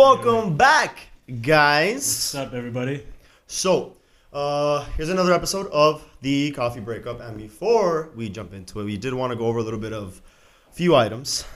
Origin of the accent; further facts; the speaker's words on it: Miami, Florida, United States; born and raised in Miami